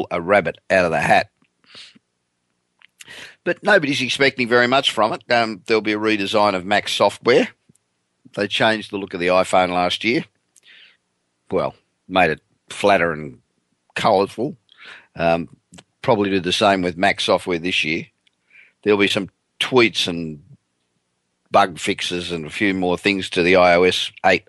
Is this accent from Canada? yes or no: no; Australia; moved away as an adult; now in California, United States; I'm originally Australian. I've been living in California for 27 years, but originally Australian.